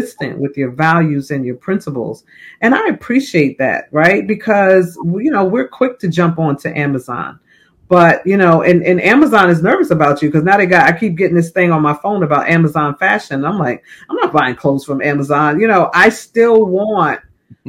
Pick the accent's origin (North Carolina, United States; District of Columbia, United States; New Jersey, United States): New Jersey, United States; Plainfield; I grew up in Plainfield